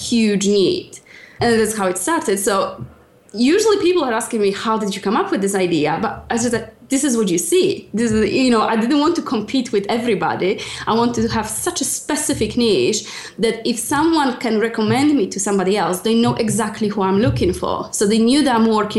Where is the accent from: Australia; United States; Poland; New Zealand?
Poland; English is a second language; moved away as an adult; now in United Kingdom; I'm originally from Poland and I've been close to 10 years in UK now